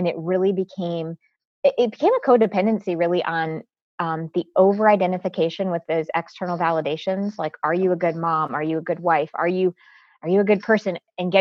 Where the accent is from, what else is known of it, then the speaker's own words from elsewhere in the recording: Connecticut, United States; I was actually born and raised in Connecticut. I am first generation American